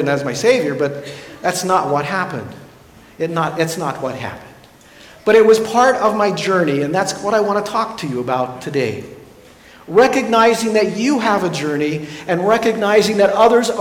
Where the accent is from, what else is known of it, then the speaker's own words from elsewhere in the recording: Ulysses, Kansas, United States; I grew up in Ulysses, and it's a very small town.